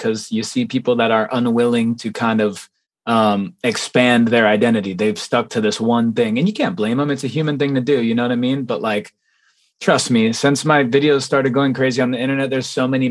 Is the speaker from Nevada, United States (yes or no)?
yes; Las Vegas, Nevada, United States; I'm from Las Vegas, Nevada, born and raised